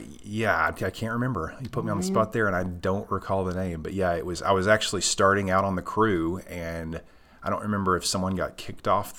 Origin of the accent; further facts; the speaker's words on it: Nacogdoches, Texas, United States; moved away as an adult; now in Paris, Texas, United States; I'm from Nacogdoches, Texas